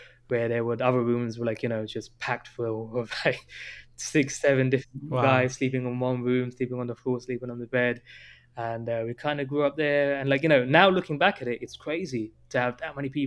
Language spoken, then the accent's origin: English; London, United Kingdom; I was born in London here